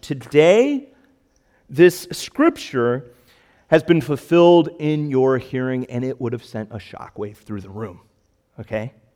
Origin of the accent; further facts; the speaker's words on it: Chicago, Illinois, United States; now in Cape Cod, United States; I grew up in the Chicagoland area.